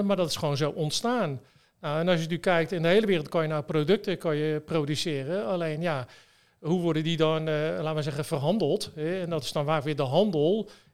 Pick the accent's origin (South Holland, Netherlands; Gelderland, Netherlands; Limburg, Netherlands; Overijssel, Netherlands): South Holland, Netherlands; Westland; ik kom ook uit het Westland